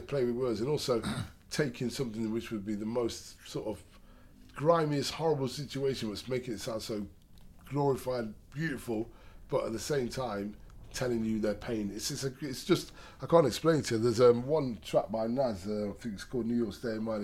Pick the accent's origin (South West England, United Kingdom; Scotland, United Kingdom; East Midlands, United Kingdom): East Midlands, United Kingdom; Derby; I'm from Derby.